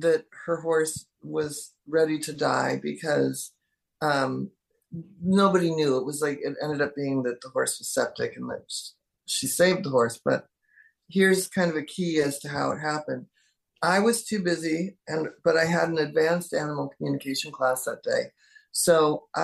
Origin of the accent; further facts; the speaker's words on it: Seattle, Washington, United States; moved away; growing up in Seattle